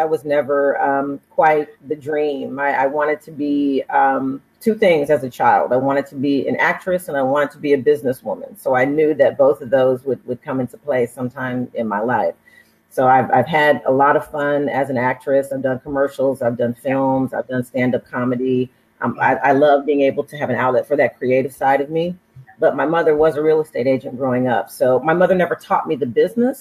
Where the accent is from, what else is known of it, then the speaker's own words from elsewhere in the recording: Oakland, California, United States; also born or lived in Berkeley, California / Santa Cruz, California / Inglewood, California; I'm from the Bay Area, born and raised in Oakland, California, and between Oakland and Berkeley